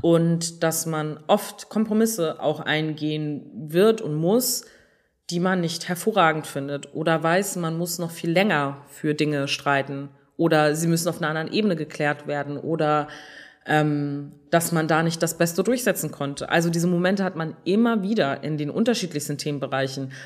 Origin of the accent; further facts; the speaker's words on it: Germany; bei uns in Deutschland